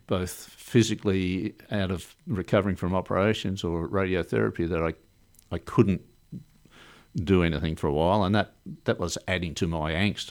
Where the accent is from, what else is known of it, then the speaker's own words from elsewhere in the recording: Melbourne, Victoria, Australia; moved away as an adult; now in Port Lincoln, Australia; I grew up in Melbourne. I was born in Melbourne and spent twenty-five years in Melbourne